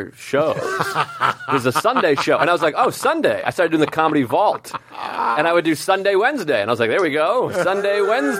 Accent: Whitman, Massachusetts, United States; I'm from Whitman

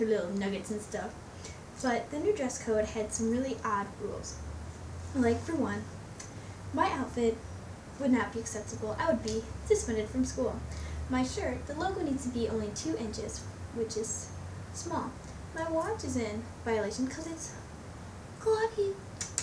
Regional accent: Lincoln Park, Michigan, United States; I'm from Lincoln Park, Michigan

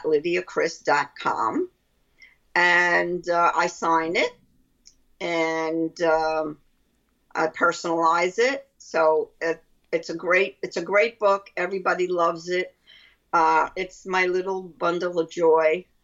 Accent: Brooklyn, New York, United States; accent: Brooklyn; That's my Brooklyn accent.

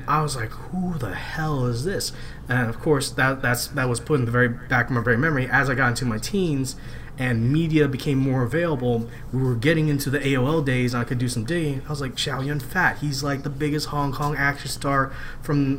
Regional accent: South Louisiana, United States; growing up in South Louisiana as an Asian man

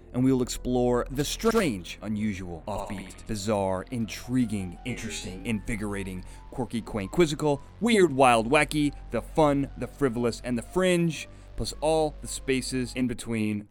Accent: Chicago, Illinois, United States; now in California, United States; I'm from Chicago.

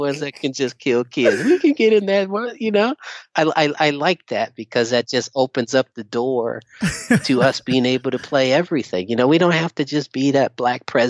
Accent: Inglewood, California, United States; also born or lived in Torrance; I grew up in Inglewood, but I was bused out to school, in Torrance every day

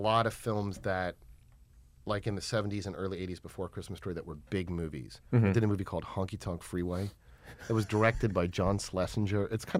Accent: New York, United States; born there; I was born in New York and started doing commercials there.

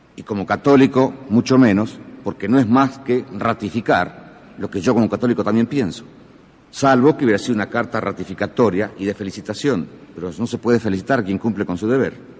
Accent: Argentina; nuestro sentir como argentinos

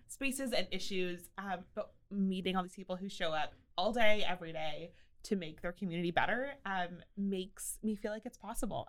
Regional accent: Austin, Texas, United States; moved away as an adult; now in Waco, United States; I'm originally from North Austin, so not very far

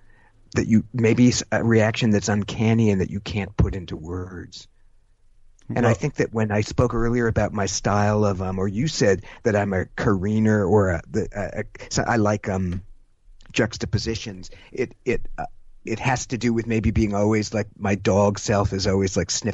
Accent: San Jose, California, United States; I'm from San Jose, California.

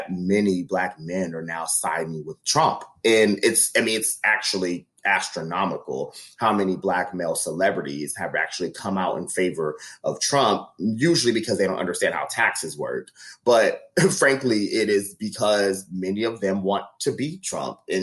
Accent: Midwest, United States; as a Midwesterner

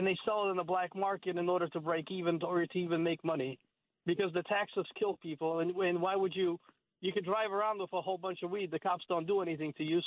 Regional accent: Detroit, Michigan, United States; now in Brooklyn, United States; I grew up actually in Detroit

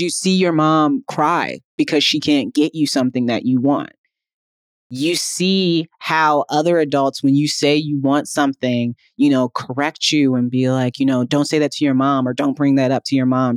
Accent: Midwest, United States; a young Black girl growing up in the Midwest

